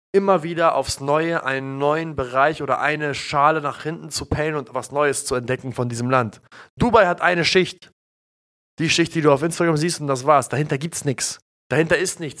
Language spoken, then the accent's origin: German; Germany; wir sind ja hier in Deutschland aufgewachsen